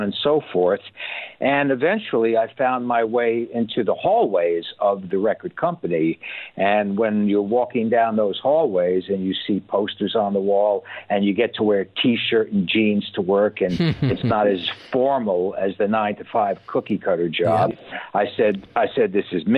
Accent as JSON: {"language": "English", "region": "New York", "country": "United States", "tie": "born or raised there", "also_born_or_lived": "Los Angeles, California", "moved": "as an adult", "lives_now": "Estonia", "said": "growing up in New York"}